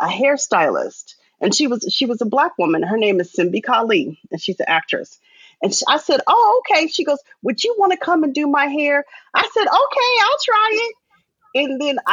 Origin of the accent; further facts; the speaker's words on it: Arizona, United States; I'm a girl from Arizona.